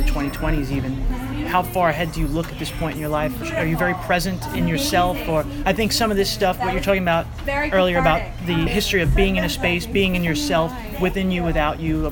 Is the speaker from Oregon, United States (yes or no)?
no; New York, United States; I'm from New York